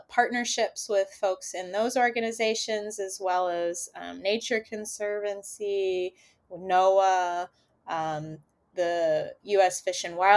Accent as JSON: {"language": "English", "region": "Kentucky", "country": "United States", "tie": "born or raised there", "said": "I was born in Kentucky, landlocked Kentucky"}